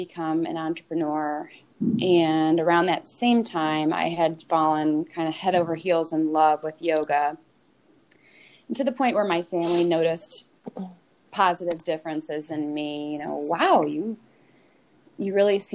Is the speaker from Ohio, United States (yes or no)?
yes; a suburb of Cleveland, Ohio, United States; Growing up in West Winds